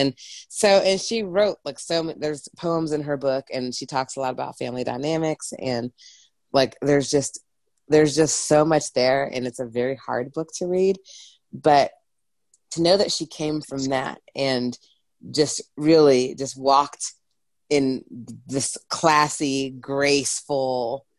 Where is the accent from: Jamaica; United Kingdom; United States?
United Kingdom; England; I'm from England originally, so, you know, if anyone wants to know, it's not like I did not grow up in the Bible Belt.